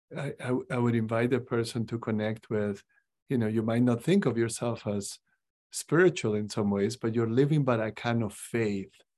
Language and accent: English; Cusco, Peru; now in Des Moines, United States; I grew up in Cusco, is the capital of the Incas